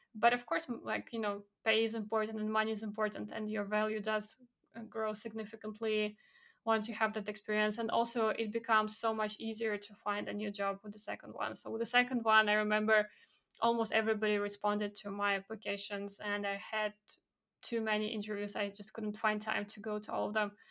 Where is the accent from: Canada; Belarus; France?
Belarus; moved away as an adult; also born or lived in Poland; now in United Kingdom; my background, growing up in Belarus